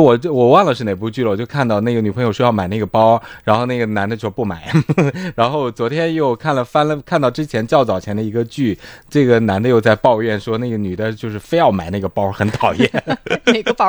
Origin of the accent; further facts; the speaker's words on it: China; 我作为一个中国人